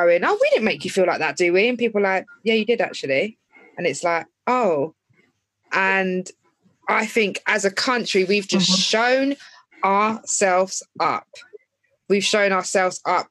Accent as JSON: {"language": "English", "town": "Epsom", "region": "South East England", "country": "United Kingdom", "tie": "born or raised there", "said": "growing up in Epsom, being the only black person throughout my primary school"}